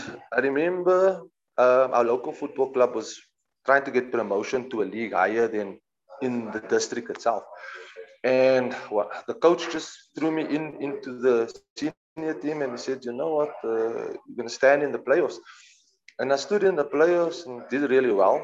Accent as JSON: {"language": "English", "town": "Cape Town", "region": "Western Cape", "country": "South Africa", "tie": "born or raised there", "also_born_or_lived": "Johannesburg, South Africa", "moved": "as an adult", "lives_now": "London, United Kingdom", "said": "I'm started at the age of 7 at Bluebells in Cape Town"}